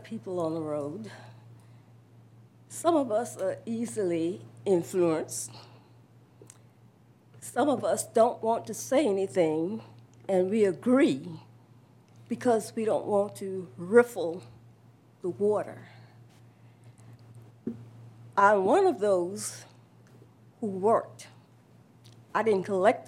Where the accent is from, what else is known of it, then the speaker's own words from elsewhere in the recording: United States; I was born on Bill Carter Road in a house, one house away from the property